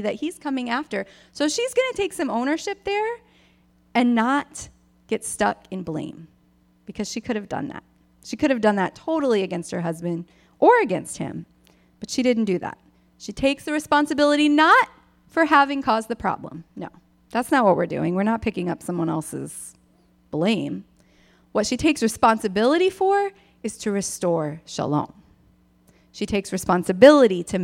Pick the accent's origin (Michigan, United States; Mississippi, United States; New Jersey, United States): Michigan, United States; I grew up in Michigan